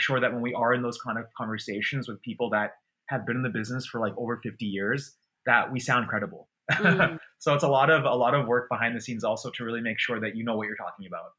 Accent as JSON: {"language": "English", "town": "Portland", "region": "Maine", "country": "United States", "tie": "born or raised there", "also_born_or_lived": "London / Boston / United Kingdom", "moved": "as an adult", "said": "I was born in London, then we moved to Maine, and grew up here."}